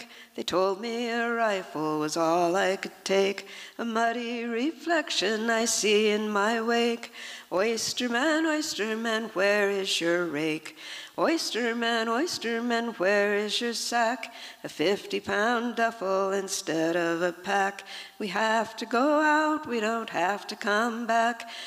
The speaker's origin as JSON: {"language": "English", "area": "the Columbia River", "region": "Pacific Northwest", "country": "United States", "tie": "born or raised there", "said": "I grew up on the Columbia"}